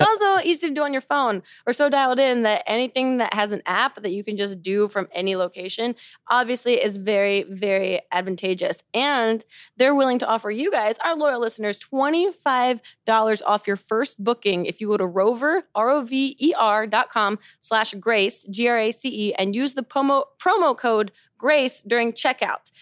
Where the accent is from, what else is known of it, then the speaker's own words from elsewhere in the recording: New Jersey, United States; I'm from New Jersey